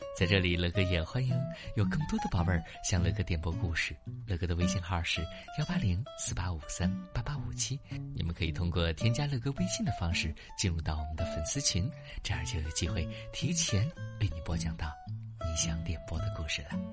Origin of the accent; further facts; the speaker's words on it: Xi'an, Shaanxi, China; 我们西安的疫情有一些反复